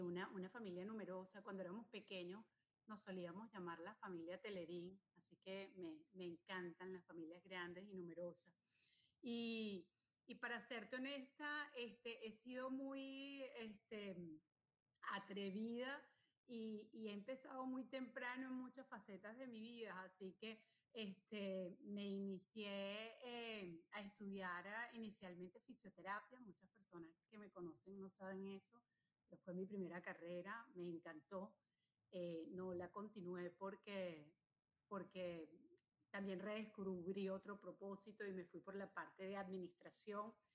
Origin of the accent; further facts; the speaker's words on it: El Junquito, Capital District, Venezuela; moved away; soy una, una mujer venezolana, me crié en el Junquito